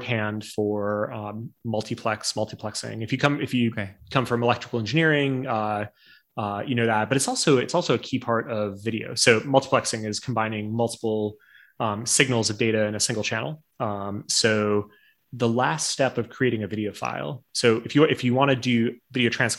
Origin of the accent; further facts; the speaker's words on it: North Dakota, United States; I grew up in North Dakota